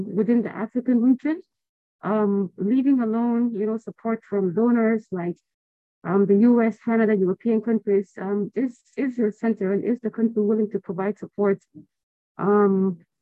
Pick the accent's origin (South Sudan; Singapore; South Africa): South Sudan; moved away; I'm from South Sudan